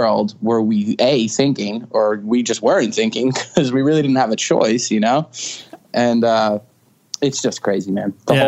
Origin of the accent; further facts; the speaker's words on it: Stony Brook, New York, United States; I was born in Stony Brook. It's in Suffolk County on Long Island. And, you know, I'm born and raised in Long Island.